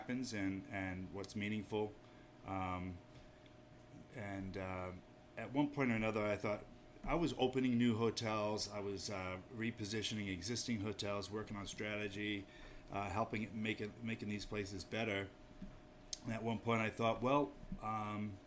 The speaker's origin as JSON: {"language": "English", "region": "Maine", "country": "United States", "tie": "born or raised there", "moved": "yes", "lives_now": "New Hampshire, United States", "said": "there's a little bit of Yankee in me already, because I grew up in Maine"}